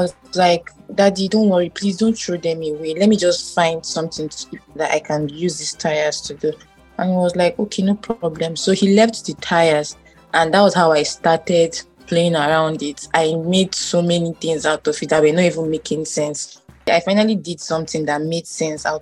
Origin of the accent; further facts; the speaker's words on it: Benue, Nigeria; I'm from Benue State, right. Idoma by tribe.